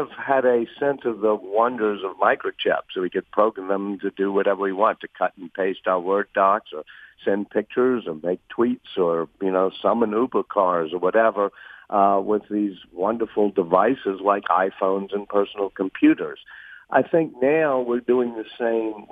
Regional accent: New Orleans, Louisiana, United States; I'm here in New Orleans, my hometown.

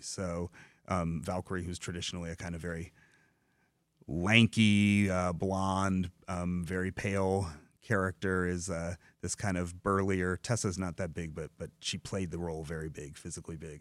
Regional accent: Dearborn, Michigan, United States; I grew up in Dearborn, in the south end, uh, east end of Dearborn, in immigrant communities

